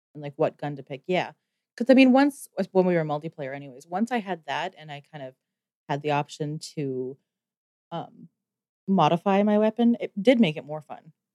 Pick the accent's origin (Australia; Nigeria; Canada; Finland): Canada; me being Canadian